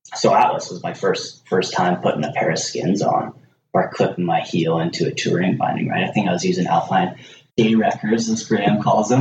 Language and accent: English; Nelson, British Columbia, Canada; born and raised in Nelson